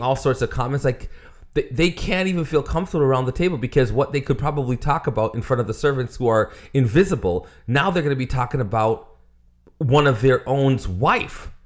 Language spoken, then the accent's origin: English; United States